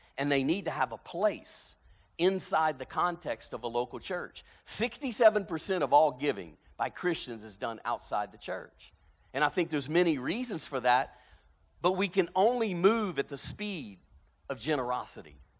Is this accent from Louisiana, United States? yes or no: yes; South Louisiana, United States; moved away as an adult; now in Birmingham, Alabama, United States; growing up in South Louisiana